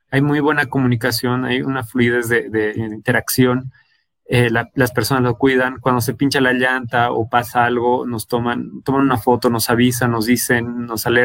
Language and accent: Spanish; Bolivia; si nosotros mismos como bolivianos no creemos en nuestra, nuestra propia población, en nuestras propias personas, las personas que viven en nuestra ciudad